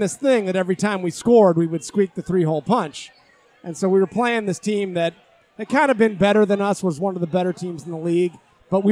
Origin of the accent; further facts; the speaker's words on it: East Aurora, New York, United States; now in Chicago, United States; I am originally from East Aurora, New York